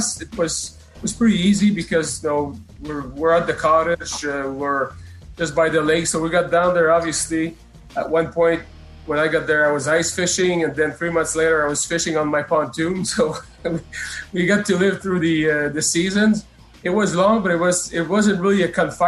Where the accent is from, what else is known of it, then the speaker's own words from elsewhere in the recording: Montreal, Quebec, Canada; growing up in Montreal